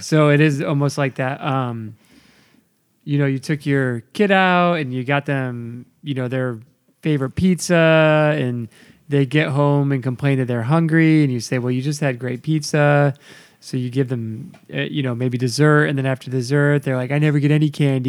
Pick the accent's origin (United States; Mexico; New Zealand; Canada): United States; I'm an American